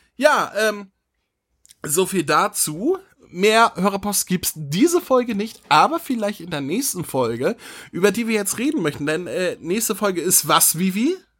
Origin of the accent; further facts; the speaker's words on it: Northern Germany, Germany; ich bin Norddeutscher, wir sagen Feudeln